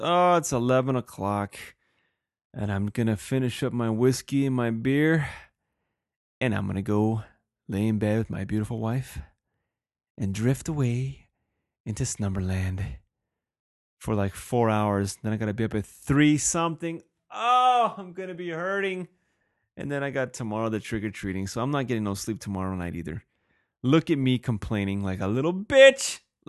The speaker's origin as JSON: {"language": "English", "town": "Helsinki", "region": "Uusimaa", "country": "Finland", "said": "I'm from Helsinki."}